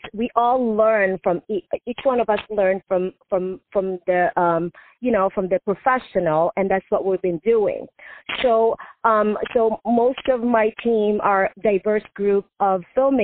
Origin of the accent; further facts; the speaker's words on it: Philippines; moved away; I grew up in the Philippines